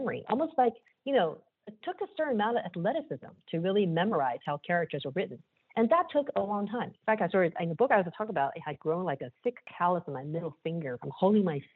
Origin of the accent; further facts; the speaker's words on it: Taiwan; first language Chinese; English is a second language; moved away; as a native speaker, I remember growing up in Taiwan